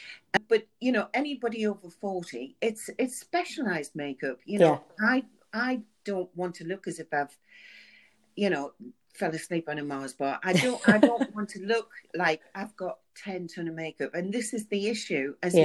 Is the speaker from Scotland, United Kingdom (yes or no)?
no; Sunderland, North East England, United Kingdom; But I am from the North, as you can hear.